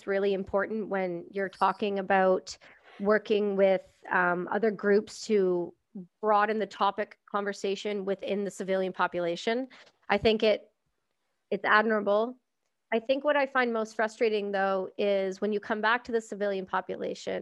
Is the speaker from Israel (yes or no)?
no; Canada; being Canadian